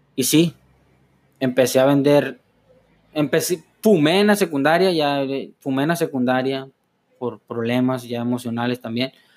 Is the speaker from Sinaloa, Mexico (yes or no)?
yes; Los Mochis, Sinaloa, Mexico; yo nací en el año 99 del 5 de enero en Los Mochis, Sinaloa, justamente en el Hospital General aquí, que está cerca